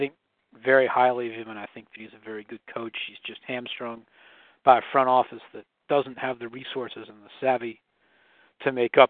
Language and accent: English; Washington, District of Columbia, United States; moved away; I'm not from Philadelphia originally. I'm from Washington, D.C. originally.